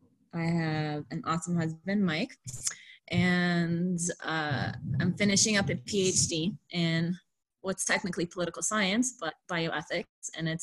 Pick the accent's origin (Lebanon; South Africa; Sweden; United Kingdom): Lebanon; now in Canada; I'm from Lebanon. So I grew up around Francophones, people who speak French.